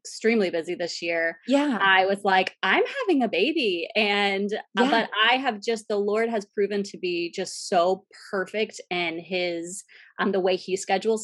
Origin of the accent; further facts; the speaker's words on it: Central Florida, United States; I moved back to my hometown in Central Florida